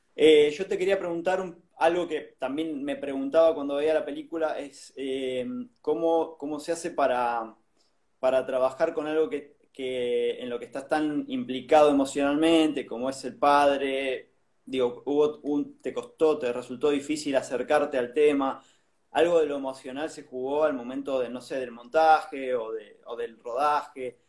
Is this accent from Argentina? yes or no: yes; San Juan, Argentina; moved away; yo soy de San Juan